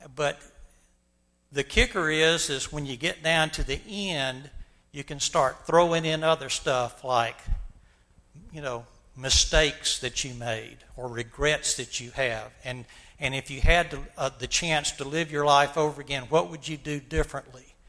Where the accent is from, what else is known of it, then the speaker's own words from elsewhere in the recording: Montgomery, Alabama, United States; my experiences growing up in Montgomery, Alabama during the 1950s and 60s.